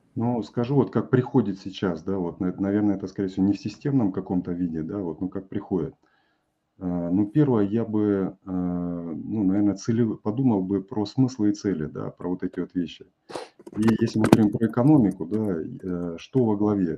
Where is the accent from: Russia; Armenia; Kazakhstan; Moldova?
Kazakhstan; Я вырос в Казахстане